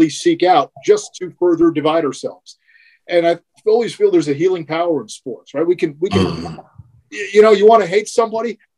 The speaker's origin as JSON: {"language": "English", "region": "New Jersey", "country": "United States", "tie": "born or raised there", "said": "You know, Tastykakes is a thing, and I'm a North Jersey guy, but we had a lot of Tastykakes uh, when I grew up in New Jersey, so that reminds me of home."}